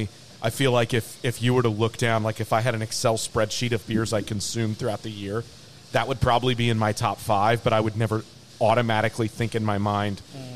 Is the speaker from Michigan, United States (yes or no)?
no; Indianapolis, Indiana, United States; moved away as an adult; now in Cincinnati, United States; I grew up in Indianapolis.